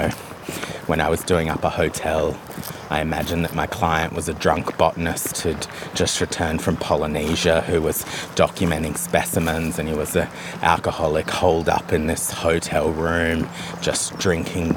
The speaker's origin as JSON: {"language": "English", "country": "Australia", "tie": "born or raised there", "moved": "yes", "lives_now": "Tobermory, Isle of Mull, United Kingdom", "said": "growing up in Australia, like, our houses are really open plan"}